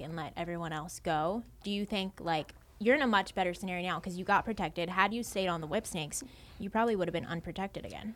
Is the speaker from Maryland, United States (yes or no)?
yes; Baltimore, Maryland, United States; born and raised in Baltimore